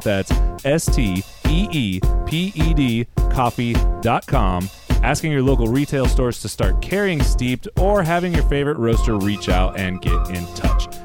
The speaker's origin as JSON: {"language": "English", "area": "Central Valley", "region": "California", "country": "United States", "tie": "born or raised there", "said": "growing up in the Central Valley"}